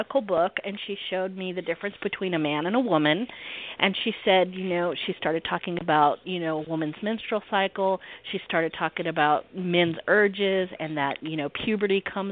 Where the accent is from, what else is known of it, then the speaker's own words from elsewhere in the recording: the South, United States; I'm in the South, so I am a Southerner